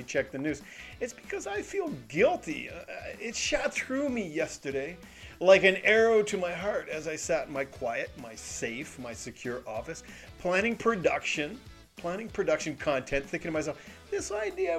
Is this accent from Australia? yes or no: no; Canada; I'm Canadian